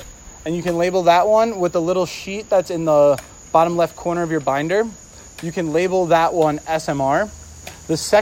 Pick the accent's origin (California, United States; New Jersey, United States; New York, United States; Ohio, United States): New Jersey, United States; I'm a Jersey boy